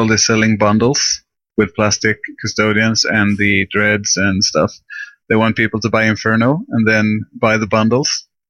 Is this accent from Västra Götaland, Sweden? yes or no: no; Skåne, Sweden; English is a second language; So you can't hear my accent since I'm speaking English.